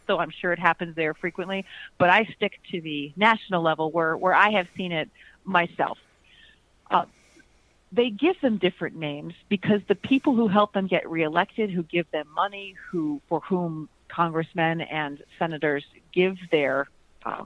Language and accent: English; Chicago, Illinois, United States; now in Florida, United States; I'm from the Midwest. I currently am in Florida, but I hail from Chicago